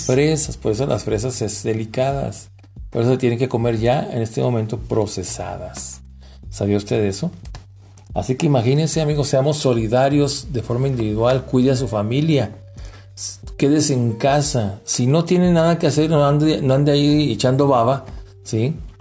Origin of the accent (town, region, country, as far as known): Durango, Mexico